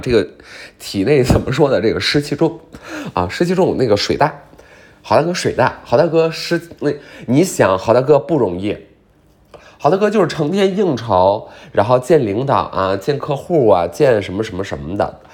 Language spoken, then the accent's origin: Chinese; Beijing, China; 我来自北京